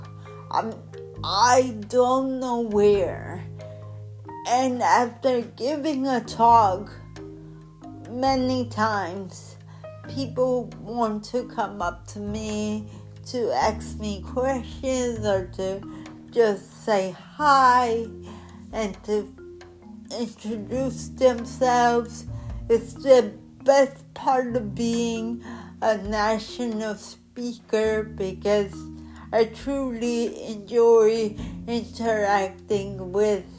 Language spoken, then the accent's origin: English; Newark, New Jersey, United States; I grew up in Newark.